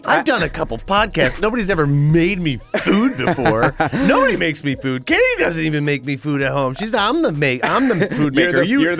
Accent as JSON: {"language": "English", "town": "Philadelphia", "region": "Pennsylvania", "country": "United States", "tie": "born or raised there", "also_born_or_lived": "Abington, Pennsylvania", "moved": "as an adult", "lives_now": "Los Angeles, United States", "said": "I grew up in Philly."}